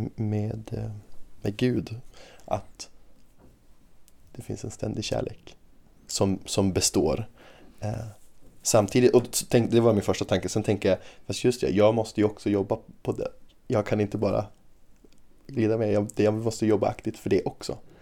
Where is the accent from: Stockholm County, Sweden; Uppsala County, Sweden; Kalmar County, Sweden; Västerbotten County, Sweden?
Västerbotten County, Sweden; Umeå; also born or lived in Australia; jag är ju uppvuxen i Umeå och har bott i Umeå hela livet